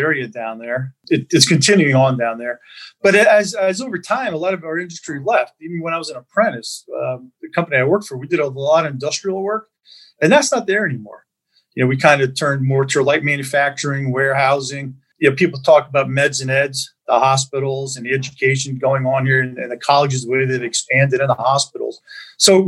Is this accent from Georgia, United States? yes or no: no; Bethlehem, Pennsylvania, United States; I always say I'm a Bethlehem kid, born, raised in Bethlehem